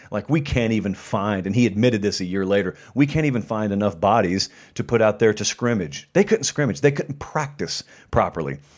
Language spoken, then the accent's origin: English; Harris County, Georgia, United States; moved away; also born or lived in Nashville; I'm from Harris County, Georgia, and that's where I am right now